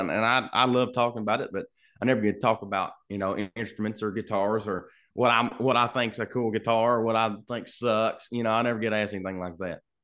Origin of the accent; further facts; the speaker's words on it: Lancaster, Kentucky, United States; I'm from Lancaster, Kentucky. Yeah, little bitty